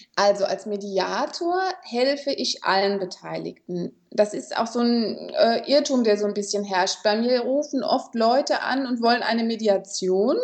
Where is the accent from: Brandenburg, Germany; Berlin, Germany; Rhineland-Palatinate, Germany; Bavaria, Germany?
Rhineland-Palatinate, Germany; Kaiserslautern; ich komme aus Kaiserslautern